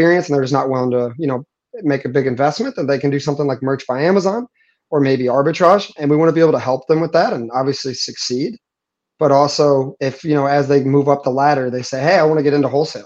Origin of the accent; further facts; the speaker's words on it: St. Louis, Missouri, United States; moved away as an adult; now in Puerto Rico; born and raised in St. Louis. I live in Puerto Rico now